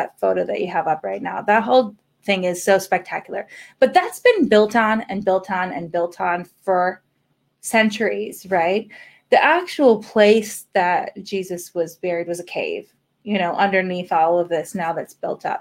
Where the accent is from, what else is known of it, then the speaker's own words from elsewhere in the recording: United States; moved away; also born or lived in San Francisco; I'm an American